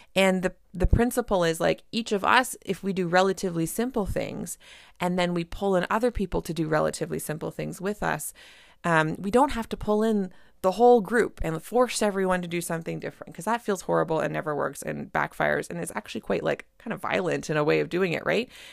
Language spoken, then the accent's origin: English; Canada; I'm a Canadian family physician